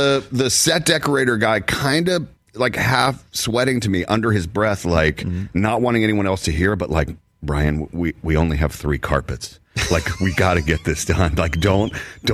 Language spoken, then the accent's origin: English; the South, United States; I'm from the South